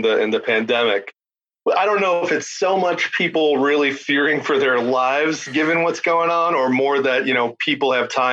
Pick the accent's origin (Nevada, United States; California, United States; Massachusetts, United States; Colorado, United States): Massachusetts, United States; Beverly; moved away as an adult; also born or lived in Boston; now in Newburyport, United States; I'm from Beverly originally, but lived in Boston for a little over